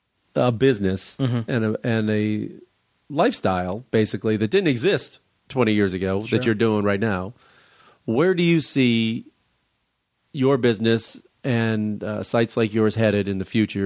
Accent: Chicago, Illinois, United States; No, I'm from Chicago, believe me.

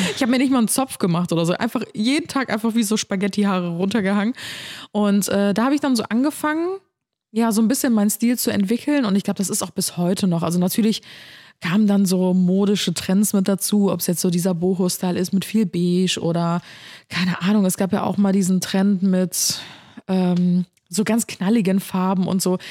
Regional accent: Cologne, North Rhine-Westphalia, Germany; also born or lived in Ulm; dass ich in Ulm geboren bin und mit einem Jahr nach Köln gezogen bin

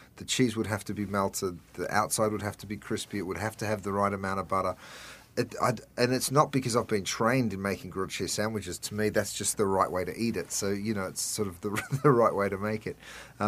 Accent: Detroit, Michigan, United States; Yeah, but I'm actually from Detroit. I just put the accent on.

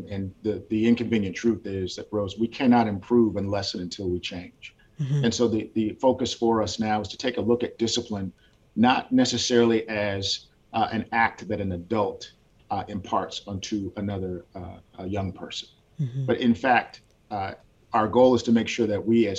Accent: Washington, United States; moved away as an adult; also born or lived in Gwinnett County, Georgia; now in Georgia, United States; I grew up in Washington State

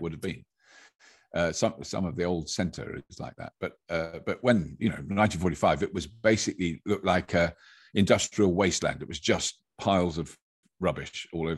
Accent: United Kingdom; British people are generally, have got an ear for an accent just because of the way, where, where we've grown up

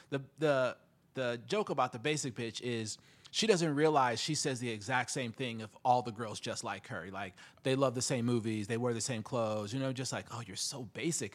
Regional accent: South Bend, Indiana, United States; I'm from the Midwest, you know, South Bend, Indiana

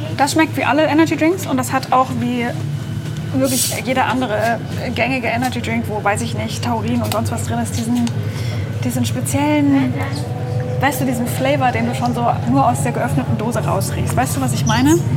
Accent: near Stuttgart, Baden-Württemberg, Germany; moved away; also born or lived in Leipzig; ich bin in der Nähe von Stuttgart geboren, habe in Leipzig nur studiert

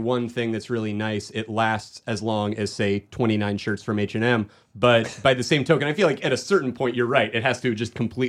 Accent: Phoenix, Arizona, United States; I'm from Arizona originally.

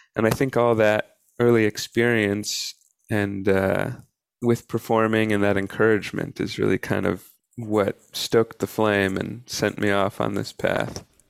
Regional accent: Atlanta, Georgia, United States; when I was in elementary school in Atlanta, I went to Atlanta Public Schools

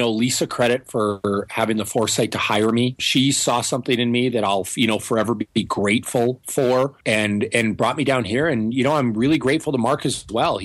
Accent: Northern Ontario, Canada; moved away; also born or lived in Toronto; I'm a Canadian boy. I'm from Northern Ontario, a lot farther north than Toronto

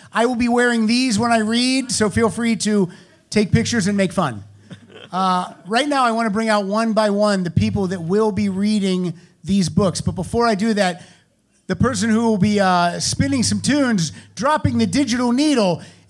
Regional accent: Pennsylvania, United States; I'm from Pennsylvania and okay. I say words weird.

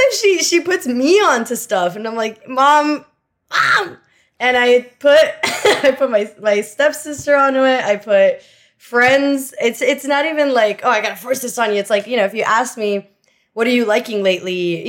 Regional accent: Miami, Florida, United States; also born or lived in Venezuela; My whole family's Cuban, but since I left Cuba, I was born in Venezuela. Oh. And then I came to Miami when I was 6 years old, which is basically Havana 2.0.

